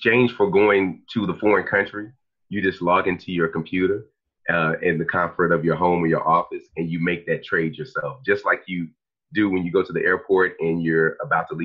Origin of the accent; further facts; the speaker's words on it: Dallas, Texas, United States; I'm from Dallas, Texas